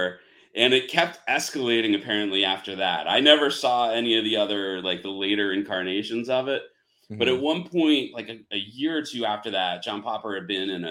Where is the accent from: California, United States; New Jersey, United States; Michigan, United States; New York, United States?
New Jersey, United States; I grew up in New Jersey